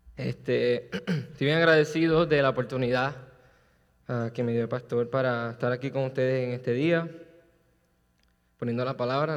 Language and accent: Spanish; Puerto Rico; yo soy boricua